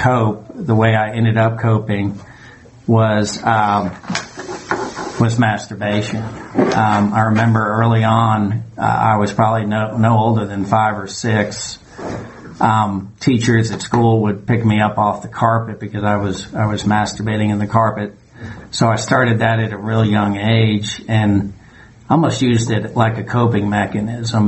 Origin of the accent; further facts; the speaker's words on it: New York, United States; now in Georgia, United States; I grew up in New York